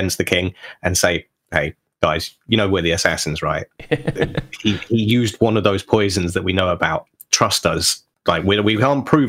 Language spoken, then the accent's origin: English; Yorkshire and the Humber, United Kingdom; As a kid growing up in Yorkshire